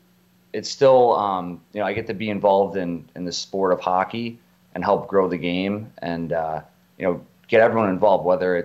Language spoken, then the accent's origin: English; Arlington Heights, Illinois, United States; So I grew up there in Arlington Heights. It's in the northwest suburbs.